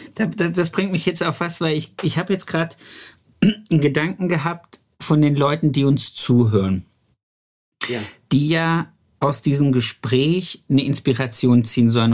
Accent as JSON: {"language": "German", "country": "Germany", "also_born_or_lived": "Hanover", "moved": "as an adult", "said": "bei uns im Harz"}